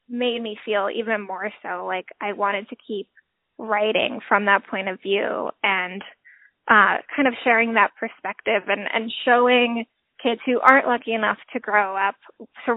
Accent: Honolulu, Hawaii, United States; moved away; I grew up in Hawaii.

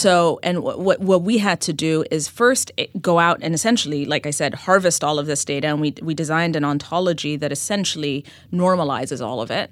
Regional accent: Ethiopia; moved away as an adult; now in New York City, United States; I, uh, was born and raised in Ethiopia

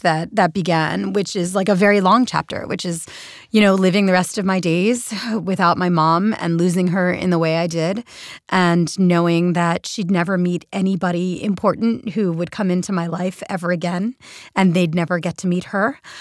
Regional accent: Philadelphia, Pennsylvania, United States; moved away as an adult; also born or lived in New York City; Philadelphia, where, where, my hometown

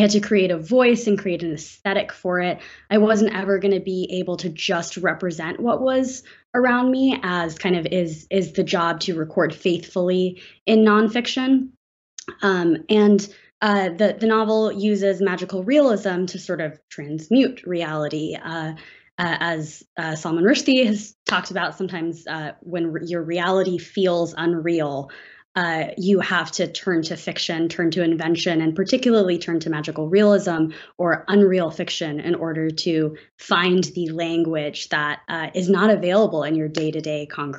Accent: Atlanta, Georgia, United States; I grew up here in Atlanta, where I'm talking to you from, in kind of a very split life.

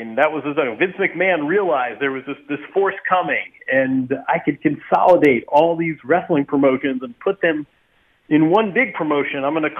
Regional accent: Bloomington, Indiana, United States; They were stuck in my hometown. They were sort of in this college town

